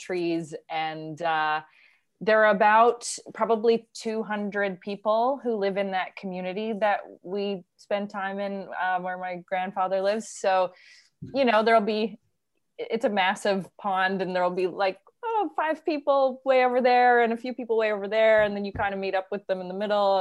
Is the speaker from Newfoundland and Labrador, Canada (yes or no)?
yes; Newfoundland and Labrador, Canada; moved away; I grew up on the East Coast in Newfoundland.